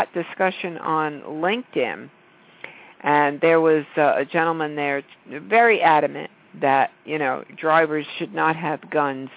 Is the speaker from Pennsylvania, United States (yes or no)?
no; New York, United States; I'm a New Yorker